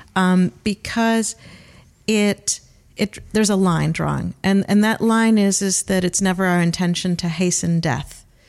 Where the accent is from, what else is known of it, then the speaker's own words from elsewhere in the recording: Cleveland, Ohio, United States; accent: Great Lakes region; moved away as an adult; now in New Zealand; I'm from Cleveland, Ohio